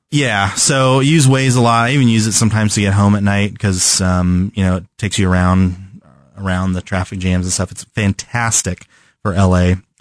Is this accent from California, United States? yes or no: yes; California, United States; moved away; I'm from California, where the weather is pretty constant all the time